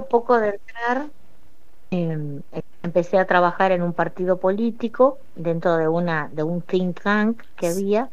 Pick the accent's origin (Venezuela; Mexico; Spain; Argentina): Argentina; Paraná, Entre Ríos; also born or lived in Colombia / Santa Fe; yo vivo en Paraná y toda mi adolescencia la hice en Paraná